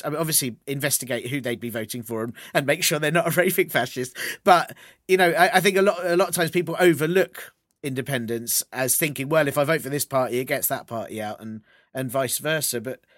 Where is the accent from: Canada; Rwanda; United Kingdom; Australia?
United Kingdom; England; we're not good as English people with like boasting